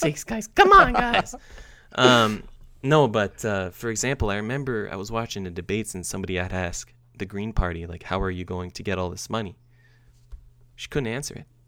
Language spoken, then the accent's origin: English; Canada; I'm proud to say as a Canadian